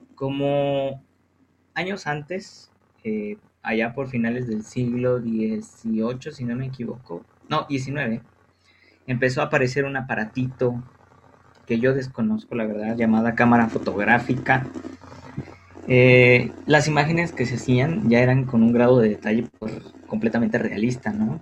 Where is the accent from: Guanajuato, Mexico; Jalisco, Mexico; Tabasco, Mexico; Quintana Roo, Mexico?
Guanajuato, Mexico; nosotros que somos de Guanajuato